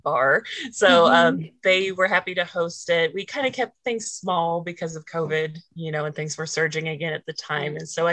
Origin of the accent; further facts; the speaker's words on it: just outside of Jefferson City, Missouri, United States; I was born just outside of Jefferson City, Missouri, and stayed there up until college